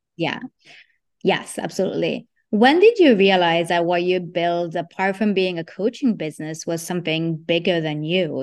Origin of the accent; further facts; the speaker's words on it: Italy; moved away; I grew up in Italy